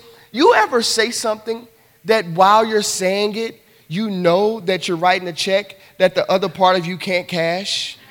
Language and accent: English; the South, United States; I'm from the South